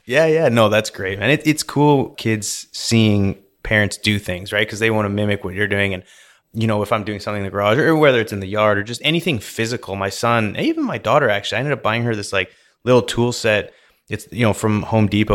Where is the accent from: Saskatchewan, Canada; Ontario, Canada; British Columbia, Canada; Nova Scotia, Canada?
British Columbia, Canada; Vernon; moved away as an adult; also born or lived in Calgary, Alberta; now in Houston, United States; So I was born in Calgary, and then when I was five, I moved out close to Vancouver, and then I was raised there, which, if anyone's familiar with British Columbia, I was raised in Vernon, British Columbia.